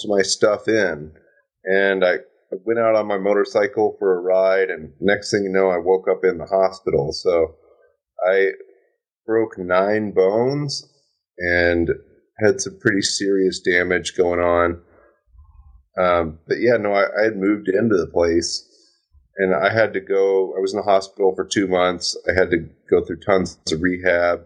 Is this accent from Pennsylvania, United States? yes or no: no; Louisville, Kentucky, United States; moved away; I'm from Louisville, Kentucky. I know it like the back of my hand. My father's a real estate agent there.